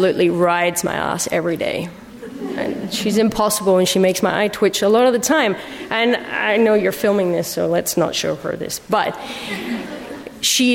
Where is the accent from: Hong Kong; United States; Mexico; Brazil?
Mexico; moved away as an adult; also born or lived in United Kingdom; I'm actually half British, but I grew up in Mexico